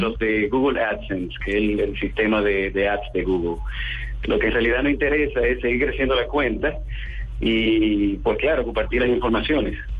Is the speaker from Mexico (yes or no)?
no; Dominican Republic; aquí en mi país, en, en República Dominicana